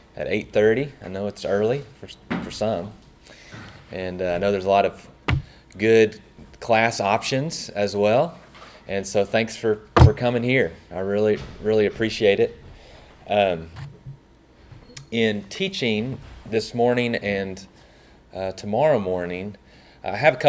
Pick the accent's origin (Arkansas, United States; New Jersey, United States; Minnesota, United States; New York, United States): Arkansas, United States; Searcy; moved away as an adult; I grew up in Searcy, Arkansas